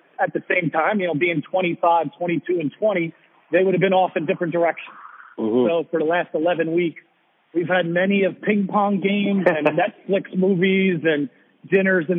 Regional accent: New Jersey, United States; also born or lived in Stamford, Connecticut; I was born and bred in New Jersey.

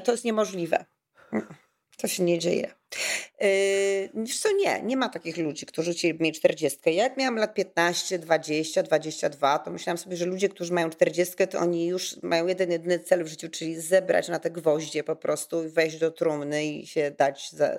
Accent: Kraków, Lesser Poland, Poland; ja jestem z Krakowa

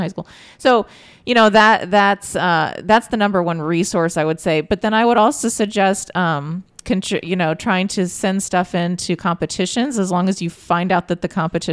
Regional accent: Bloomington, Indiana, United States; I grew up in Bloomington

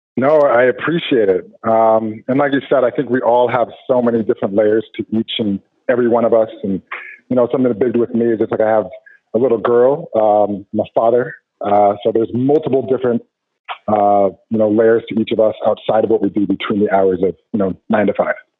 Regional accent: Arvada, Colorado, United States; I grew up in Arvada, Colorado

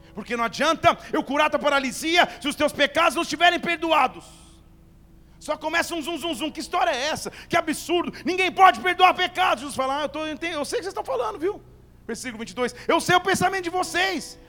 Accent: Barbacena, Minas Gerais, Brazil; Lá na minha infância em Barbacena

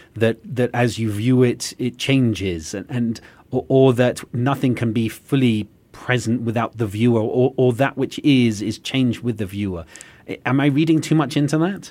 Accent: England, United Kingdom; now in United States; As an Englishman who now lives in America

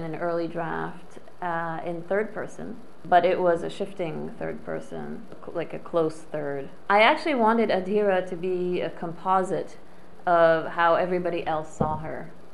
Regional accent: Paris, Île-de-France, France; moved away as an adult; I grew up in Paris, in France.

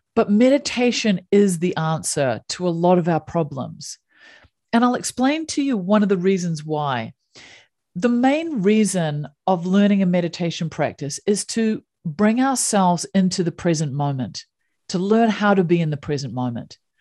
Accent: New Zealand; So I grew up in New Zealand

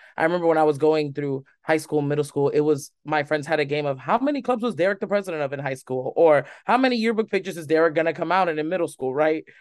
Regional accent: Hialeah, Florida, United States; also born or lived in Tallahassee, Florida; I was born and raised in Hialeah, Florida, which is right next to Miami, Florida

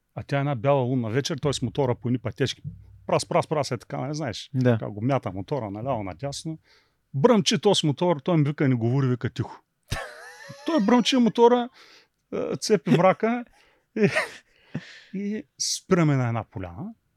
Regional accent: Beloslav, Varna Province, Bulgaria; moved away as an adult; also born or lived in Athens, Greece; Родом съм от Белослав, иначе бизнеса ми е във Варна

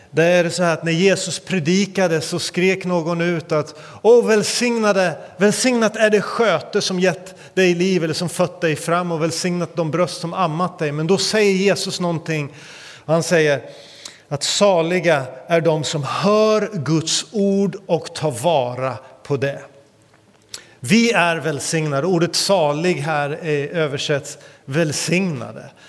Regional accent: India; kallas också för Indiens armhåla, inte av en slump utan på grund av dess fukt och annat. Men eh, där växte jag upp.

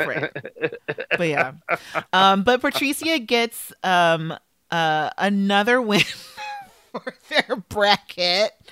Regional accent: Los Angeles, California, United States; I am from South LA. I will say, you know, I'm from that part

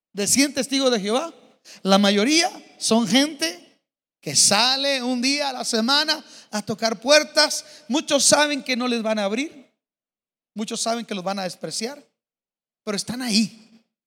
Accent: Mexico; Yo aprendí a nadar en el río Bravo. Viví de niño en la Bellavista, a una cuadra del río.

